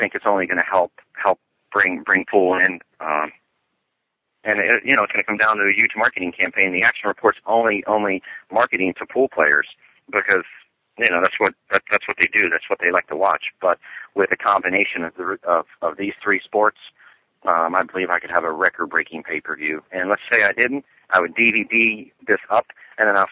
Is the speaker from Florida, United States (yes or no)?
yes; Key Largo, Florida, United States; I grew up in Key Largo